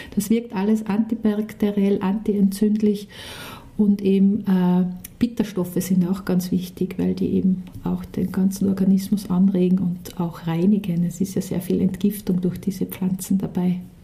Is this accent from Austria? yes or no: yes; Austria; bei uns in Österreich